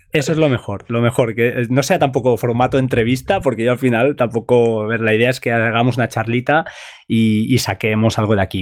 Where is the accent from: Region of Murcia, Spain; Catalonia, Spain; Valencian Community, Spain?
Catalonia, Spain; Montgat; Yo soy de Mongat